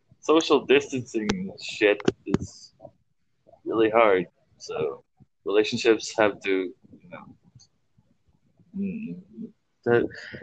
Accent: Philippines; Basing on my birth certificate, I am Filipino

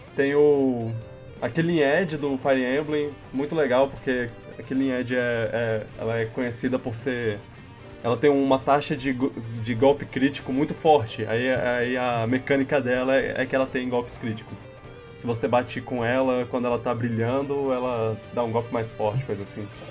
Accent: Brazil; sou brasileiro

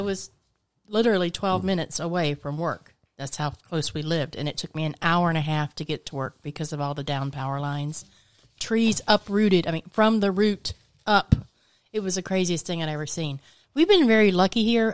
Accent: Georgia, United States; also born or lived in Orlando, Florida; now in Florida, United States

